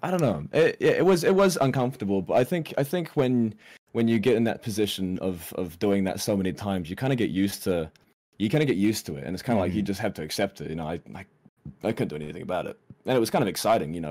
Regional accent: New Zealand; I've done most of most of my growing up in New Zealand

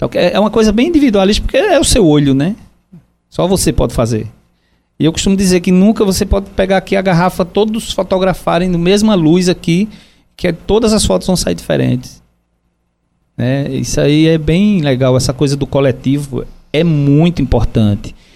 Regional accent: João Pessoa, Paraíba, Brazil; Eu sou de João Pessoa, amo João Pessoa, comecei minha vida de fotografia em João Pessoa

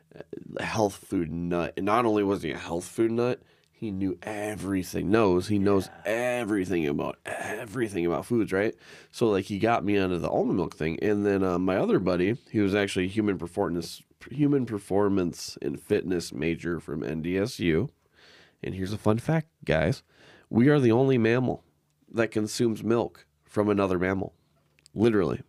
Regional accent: Arizona, United States; now in Minnesota, United States; I grew up in Arizona

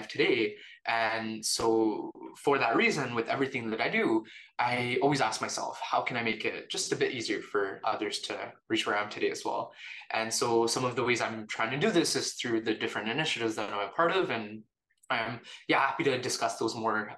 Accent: Canada; also born or lived in India / Calgary, Canada; now in Toronto, Canada; I was born in India, but my family and I moved to Canada when I was about 2 years old.

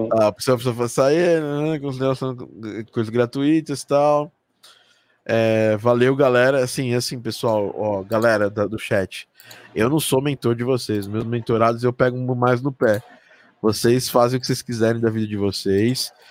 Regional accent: Brazil; eu sou do Brasil

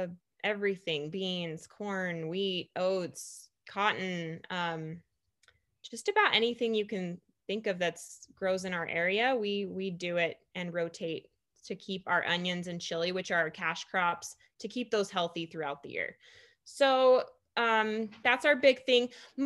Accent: Madisonville, Texas, United States; I grew up in East Texas. My dad was military, so we did move on and off a lot to different military bases for a year or two here and there. But I claim East Texas, a very small town called Madisonville.

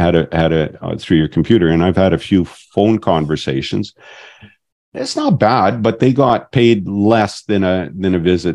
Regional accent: Alberta, Canada; I'm from Yukon, Alberta, right? There's a Ukrainian on every corner

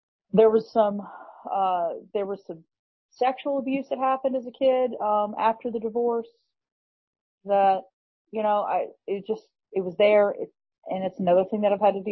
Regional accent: Birmingham, Alabama, United States; also born or lived in New England; When I was just beginning school age, when I was like five, we moved from New England down to Birmingham, Alabama.

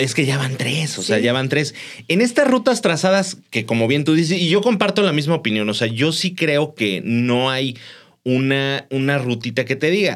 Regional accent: Mexico; Somos muy cómodos los mexicanos

